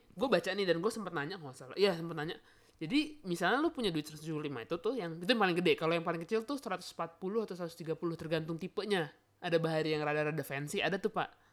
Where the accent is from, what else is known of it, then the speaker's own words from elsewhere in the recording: Bandung, West Java, Indonesia; moved away; gua orang Bandung